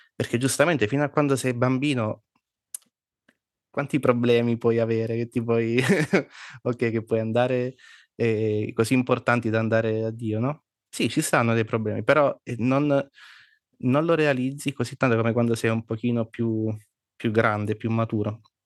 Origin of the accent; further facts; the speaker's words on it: Abruzzo, Italy; io sono nato sempre in Abruzzo, però i miei genitori non sono, non sono